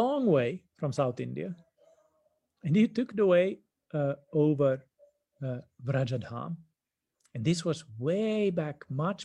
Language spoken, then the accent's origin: English; Finland; moved away; in my home country, back in the north in Finland